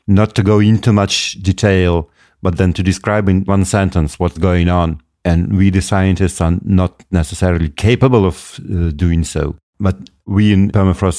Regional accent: Moscow, Russia; now in Yakutia, Russia; I'm not originally from the north. I was born in Moscow, one of the biggest cities in the world, only later on, and I moved to the north

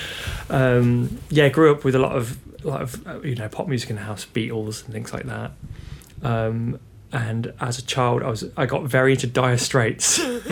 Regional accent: Birmingham, West Midlands, United Kingdom; also born or lived in Tamworth; I'm from Birmingham, but we moved to Tamworth when I was about 10

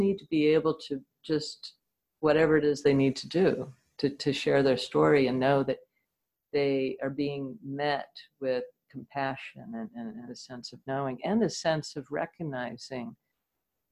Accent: New Jersey, United States; I lived in New Jersey, just outside of New York, during the Cuban Missile Crisis. We had air raid drills all the time

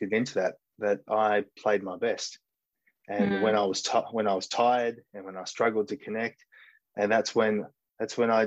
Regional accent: Mullewa, Western Australia, Australia; now in Shanghai, China; I grew up in a small country town called Mullewa, which is in Western Australia, in a little farming community

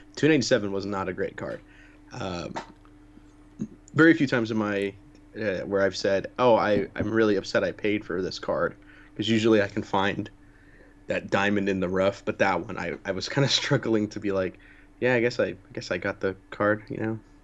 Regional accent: United States; being an American

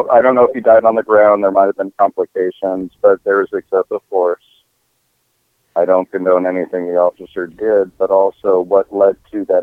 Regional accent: Minnesota, United States; So I'm from Minnesota.

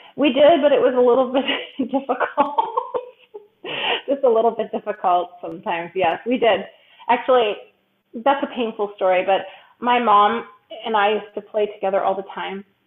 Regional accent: Chicago, Illinois, United States; moved away as an adult; also born or lived in Philadelphia; I'm originally from Chicago and grew up uh, from there my whole life

